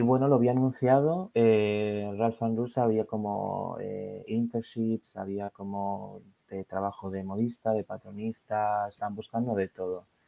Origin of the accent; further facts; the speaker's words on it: Madrid, Community of Madrid, Spain; moved away as an adult; now in London, United Kingdom; vivo en Londres, eh, pero originalmente soy de Madrid, de España